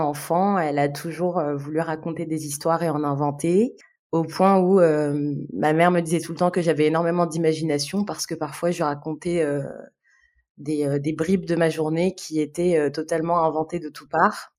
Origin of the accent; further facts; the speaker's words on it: Algiers, Algiers Province, Algeria; moved away as an adult; now in France; Je suis née, j'ai grandi à Alger, euh, du coup, en Algérie